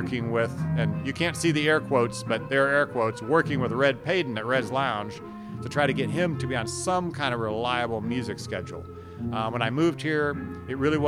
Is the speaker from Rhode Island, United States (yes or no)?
no; Dayton, Ohio, United States; moved away as an adult; also born or lived in Cincinnati, Ohio; now in Clarksdale, United States; I grew up in Dayton, Ohio